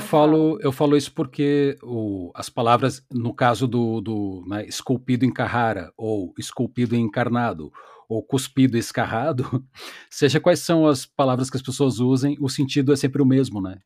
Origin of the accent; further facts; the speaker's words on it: Porto Alegre, Rio Grande do Sul, Brazil; eu sou um gaúcho urbano de Porto Alegre